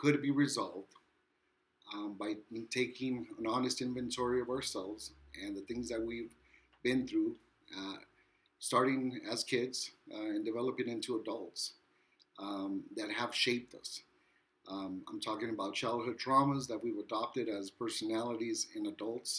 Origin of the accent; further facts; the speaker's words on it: Wilmington, United States; I'm from Wilmington